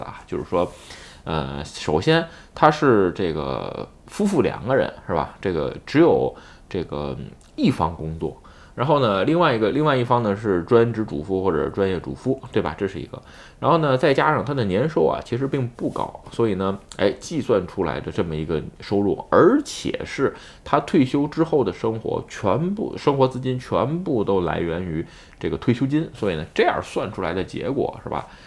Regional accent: China; now in Japan; 我这出生在中国

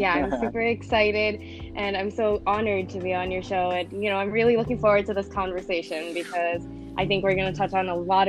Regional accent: Chicago, Illinois, United States; also born or lived in Philippines; So I was actually born here in Chicago, and I was raised here for the most part, but I did live in the Philippines for about 5 years from the age of 6 years old until 11 years old. And then I came back here to the U.S., pretty much the same neighborhood.

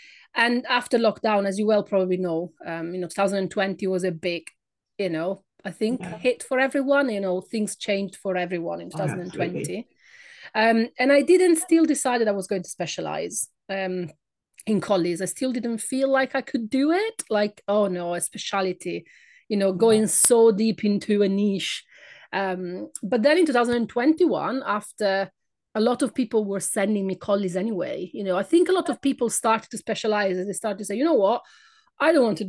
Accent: Italy; English is a second language; moved away as an adult; now in United Kingdom; by my accent. I am not British. I come from Italy

